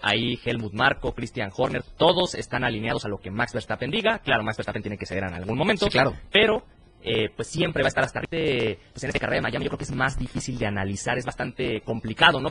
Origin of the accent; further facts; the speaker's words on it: Mexico; aquí en México